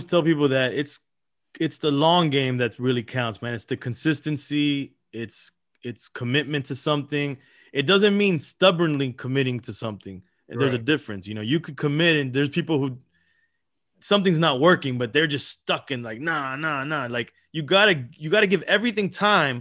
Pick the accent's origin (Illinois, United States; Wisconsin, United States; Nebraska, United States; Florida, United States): Florida, United States; Miami; also born or lived in Los Angeles, California; we moved to Miami